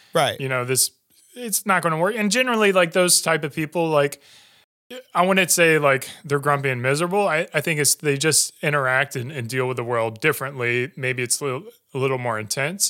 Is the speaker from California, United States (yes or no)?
no; Greer, South Carolina, United States; moved away; grew up in Greenville, so uh, I grew up in Greer. Uh, went to high school there